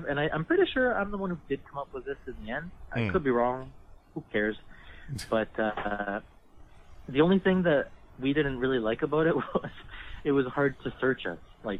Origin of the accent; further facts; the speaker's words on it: Canada; also born or lived in Mexico; I was 4, so, like, I'm more Canadian than I am Mexican at this point.